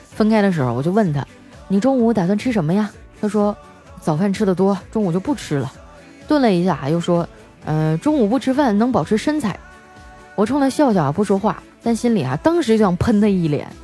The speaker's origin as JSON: {"language": "Chinese", "region": "Northeast China", "country": "China", "said": "我们东北人"}